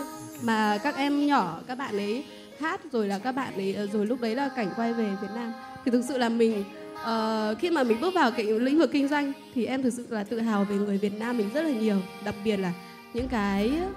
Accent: Bac Ninh, Vietnam; em đến từ Bắc Ninh ạ

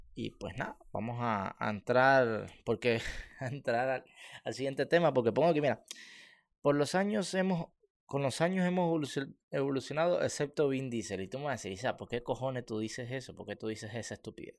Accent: Cuba; moved away; los barrios, como en el que yo, yo, yo, vivía

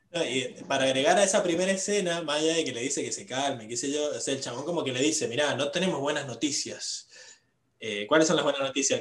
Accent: Mendoza, Argentina; somos muy mendocinos

